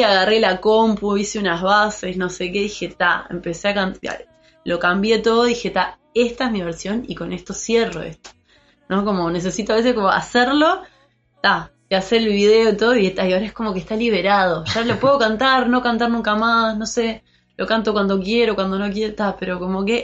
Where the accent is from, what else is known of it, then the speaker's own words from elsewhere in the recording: Montevideo, Uruguay; also born or lived in Treinta y Tres; de Montevideo, ah, eh, oriunda de Montevideo.